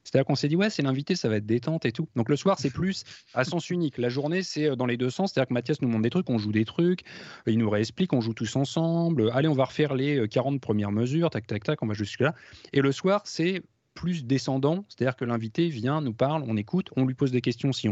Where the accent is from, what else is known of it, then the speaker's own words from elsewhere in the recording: France; parce que voilà, nous on est français, donc on parle, en, on parle français